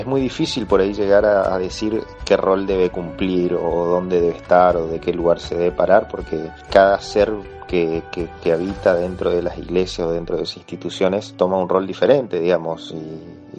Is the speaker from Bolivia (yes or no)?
no; Argentina; en mi país, en Argentina